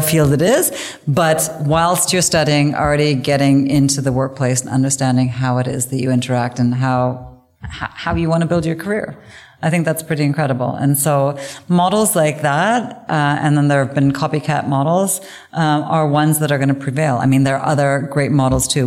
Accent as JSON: {"language": "English", "country": "Canada", "tie": "born or raised there", "moved": "as an adult", "lives_now": "Germany", "said": "I grew up in in English speaking Canada"}